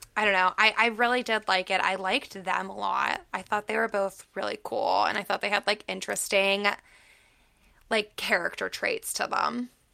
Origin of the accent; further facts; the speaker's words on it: Pittsburgh, Pennsylvania, United States; moved away; I'm from Pittsburgh